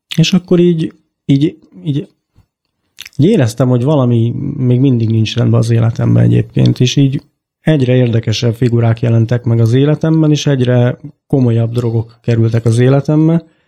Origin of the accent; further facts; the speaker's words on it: Baks, Csongrád-Csanád, Hungary; moved away as an adult; now in Budapest, Hungary; így Csongorád megyéből jöttem egyébként, egy kis falucskából, úgy hívják, hogy Baks egyébként. Honnan költöztünk föl ide Budapestre